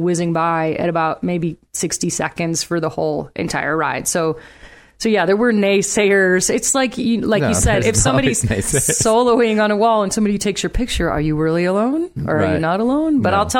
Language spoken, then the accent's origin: English; Chicago, Illinois, United States; moved away; We come from Chicago.